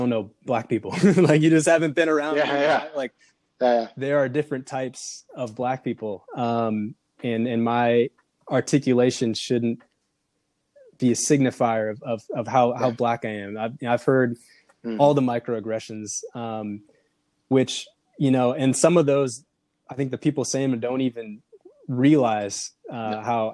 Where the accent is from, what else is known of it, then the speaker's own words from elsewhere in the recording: Minneapolis, Minnesota, United States; moved away as an adult; now in Portland, United States; I came from Minneapolis, Minnesota. Minneapolis is very diverse. Where I grew up and sort of where I went to high school was not extremely diverse.